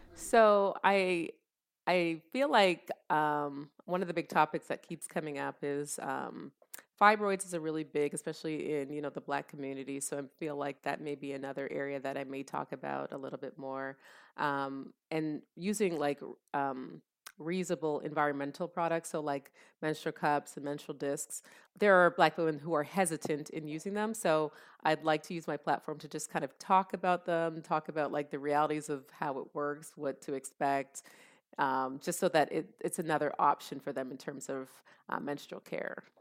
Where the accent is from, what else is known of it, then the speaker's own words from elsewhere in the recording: Canada; also born or lived in Columbus, Ohio, United States / Jamaica (ancestry); now in United States; I was born and raised in Canada